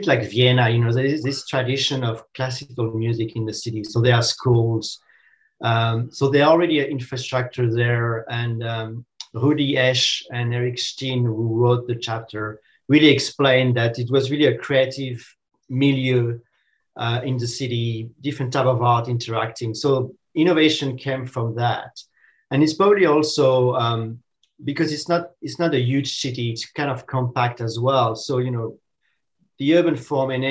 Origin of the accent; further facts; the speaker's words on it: France; now in Australia; I'm initially from France, and France has a kind of a tradition to supporting the art. And now in Australia, I live in Australia